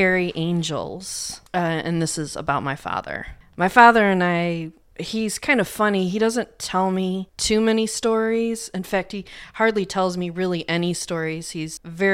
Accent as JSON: {"language": "English", "region": "Illinois", "country": "United States", "tie": "born or raised there", "moved": "yes", "said": "I'm from Illinois, so my mother made chili, you know, growing up"}